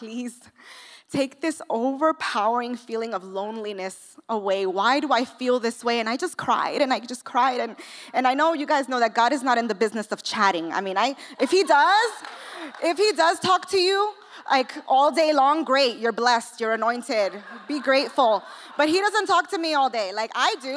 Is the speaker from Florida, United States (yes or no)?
no; New York City, New York, United States; now in California, United States; I'm from New York. I don't know if you can hear the accent. I'm from the Bronx. I was raised in the projects